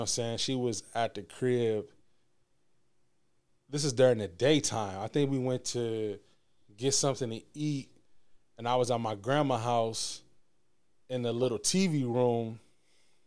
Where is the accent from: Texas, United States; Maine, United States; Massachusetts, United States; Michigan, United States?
Michigan, United States; also born or lived in Alabama; I was leaving school from Alabama State. I was moving back to Michigan